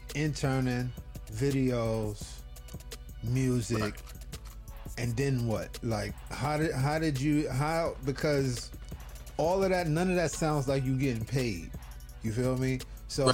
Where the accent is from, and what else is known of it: New York City, New York, United States